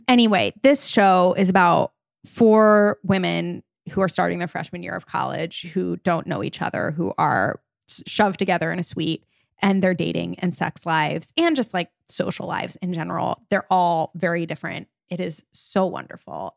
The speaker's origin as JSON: {"language": "English", "town": "Wilmington", "country": "United States", "tie": "born or raised there", "moved": "yes", "said": "Wilmington. You know, my hometown"}